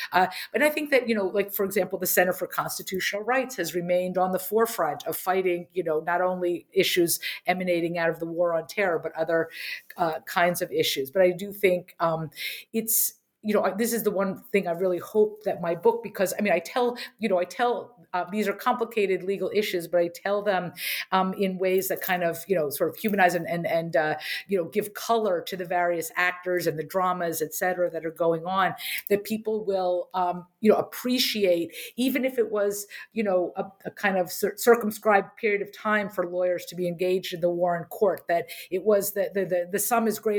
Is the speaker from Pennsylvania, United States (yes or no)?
yes; Harrisburg, Pennsylvania, United States; So I grew up in Harrisburg, Pennsylvania.